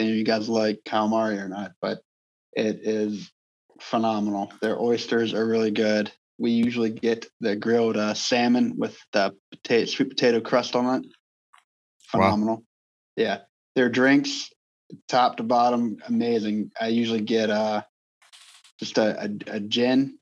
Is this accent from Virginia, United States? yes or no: yes; Halifax, Virginia, United States; moved away; my hometown of Halifax, Virginia